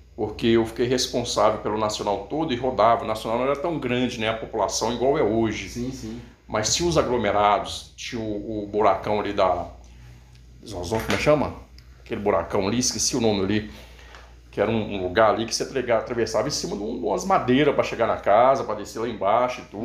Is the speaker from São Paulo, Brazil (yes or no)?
no; Monte Azul, Minas Gerais, Brazil; moved away as an adult; also born or lived in Belo Horizonte; now in Contagem, Brazil; eu do norte de Minas, aqui mesmo, Montes Claros, Monte Azul, na verdade